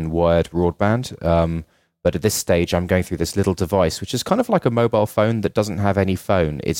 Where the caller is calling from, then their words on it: Dublin, Leinster, Ireland; it's 10 p.m. for me. I'm calling from Dublin, Ireland